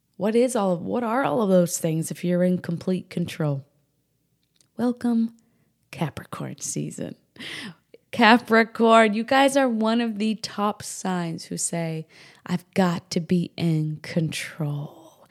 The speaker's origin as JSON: {"language": "English", "region": "New Hampshire", "country": "United States", "tie": "born or raised there", "also_born_or_lived": "Rockport, Texas", "moved": "yes", "said": "I grew up in New England, New Hampshire specifically"}